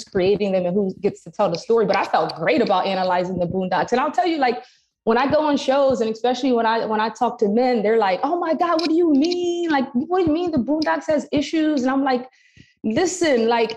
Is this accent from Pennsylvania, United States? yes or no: yes; Philadelphia, Pennsylvania, United States; growing up in Philadelphia.